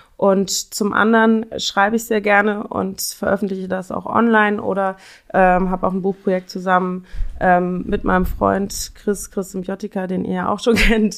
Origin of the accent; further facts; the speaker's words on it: Cologne, North Rhine-Westphalia, Germany; moved away as an adult; now in Berlin, Germany; ich komme ursprünglich aus Köln